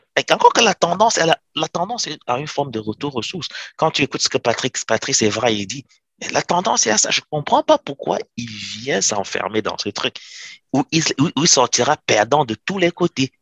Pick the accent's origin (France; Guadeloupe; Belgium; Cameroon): Cameroon; en tant que Camerounais